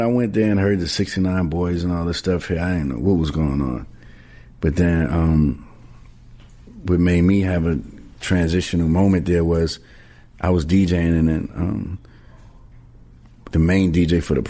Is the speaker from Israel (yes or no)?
no; New York City, New York, United States; growing up in the Bronx.